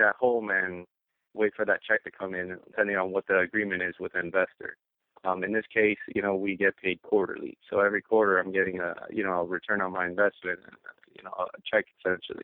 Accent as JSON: {"language": "English", "town": "Miami", "region": "Florida", "country": "United States", "moved": "yes", "lives_now": "New York, United States", "said": "I'm actually originally from Miami, moved up to New York"}